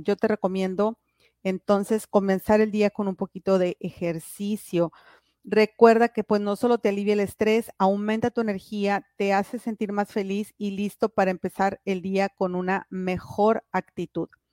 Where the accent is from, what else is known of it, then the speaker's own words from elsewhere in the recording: Piedras Negras, Coahuila, Mexico; yo soy aquí de Piedras Negras